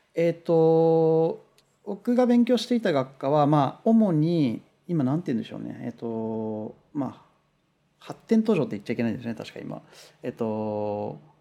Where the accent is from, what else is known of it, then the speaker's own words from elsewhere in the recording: Kunitachi, Tokyo, Japan; now in Los Angeles, United States; 東京のあの、うん、国立っていうところなんですけど